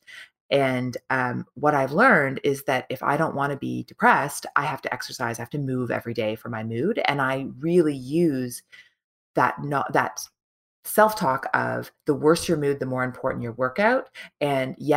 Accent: Toronto, Ontario, Canada; my hometown, Toronto

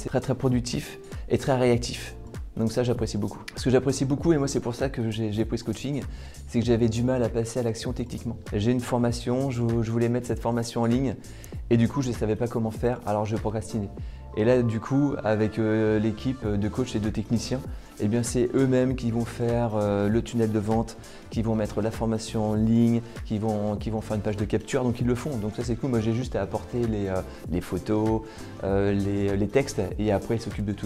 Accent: Tours, Centre-Val de Loire, France; je suis de Tours

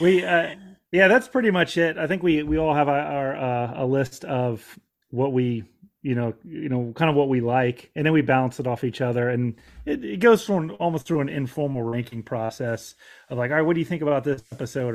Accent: Florida, United States; I'm a, a Florida native. I grew up in Florida.

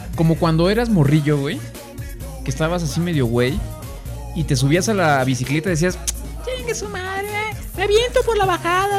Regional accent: Guanajuato, Mexico; estamos acá de regreso en, nuestro ranchito, pues aquí en, el, en el Guanajuato querido, ¿no? En el terruño

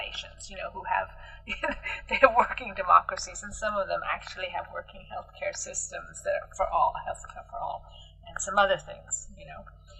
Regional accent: United States; moved away; I was born in America, I have a family there, I come there very frequently

